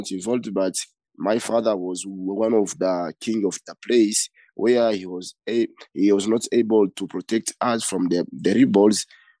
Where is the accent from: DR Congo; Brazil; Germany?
DR Congo; now in Uganda; I'm a refugee from Congo and Uganda since 2019.